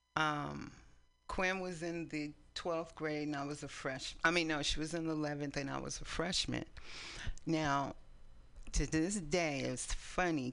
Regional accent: East Palo Alto, California, United States; also born or lived in San Francisco, California; now in Oakland, United States; we grew up in East Palo Alto

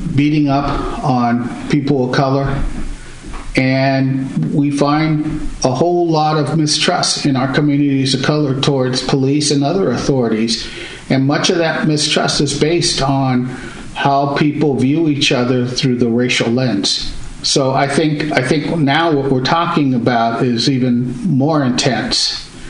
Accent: Pittsburg, California, United States; also born or lived in Concord, California; I grew up in Pittsburgh and Concord, California

